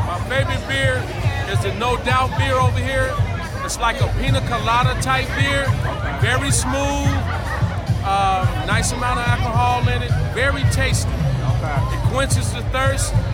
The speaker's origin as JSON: {"language": "English", "region": "Illinois", "country": "United States", "said": "I'm from Bronzeville, man."}